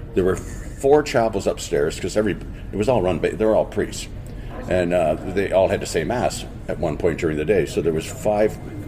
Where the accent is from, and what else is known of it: Port Dover, Ontario, Canada; born or raised there; also born or lived in Dublin, Ireland